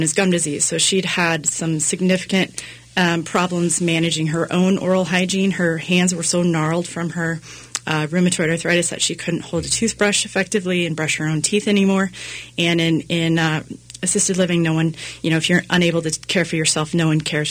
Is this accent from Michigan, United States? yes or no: no; Cedar Rapids, Iowa, United States; moved away as an adult; also born or lived in Berkeley, California; I'm actually born and raised in Cedar Rapids, Iowa